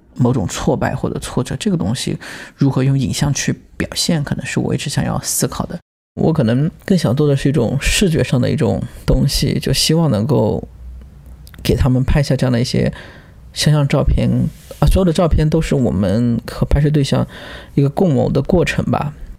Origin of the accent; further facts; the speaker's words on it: Lishui, Zhejiang, China; moved away as an adult; also born or lived in Shanghai / Hangzhou; now in New Haven, United States; 我出生在浙江丽水 近云县的一个山村吧，跟着外公外婆，因为爸妈都在外面打工嘛